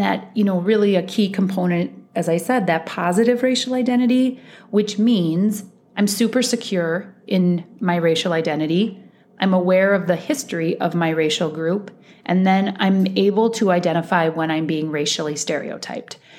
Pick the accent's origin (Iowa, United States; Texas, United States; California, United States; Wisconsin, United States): Iowa, United States; moved away as an adult; now in Minnesota, United States; I, I was um, born and raised in Iowa.